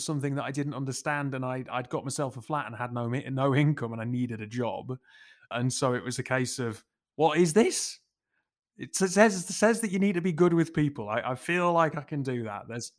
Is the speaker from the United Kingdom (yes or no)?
yes; Newcastle, North East England, United Kingdom; accent: Geordie; Despite the lack of accent, I'm a Geordie, very much kind of born and bred. Centre of Newcastle from the age of like 0 to 10.